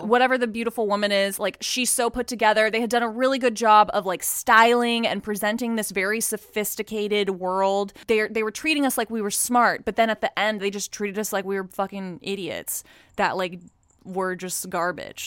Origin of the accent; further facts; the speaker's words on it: Texas, United States; growing up in Texas